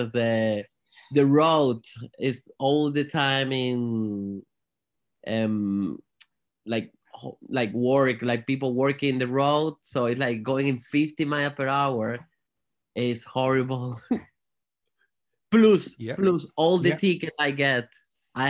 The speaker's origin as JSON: {"language": "English", "area": "Margarita Island", "region": "Nueva Esparta", "country": "Venezuela", "tie": "born or raised there", "also_born_or_lived": "Spain / Madrid, Spain / Tenerife, Spain", "second_language": "English", "moved": "as an adult", "lives_now": "Manchester, United Kingdom", "said": "I was born in Margarita Island."}